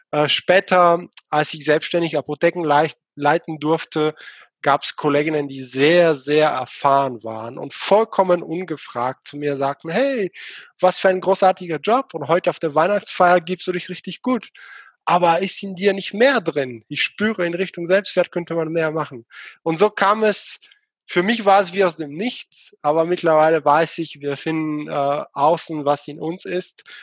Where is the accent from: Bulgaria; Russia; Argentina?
Bulgaria; now in Germany; Erstmal einige wissen schon, ich komme nicht aus Deutschland, sondern aus Bulgarien.